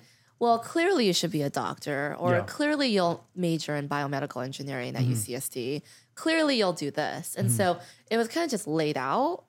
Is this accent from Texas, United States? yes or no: no; Los Angeles, California, United States; I grew up in Encino